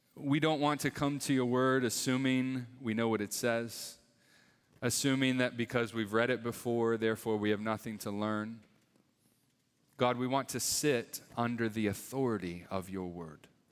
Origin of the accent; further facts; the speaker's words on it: Northeast, United States; moved away as an adult; also born or lived in Atlanta area; now in Atlanta, United States; We, we grew up in the Northeast, my wife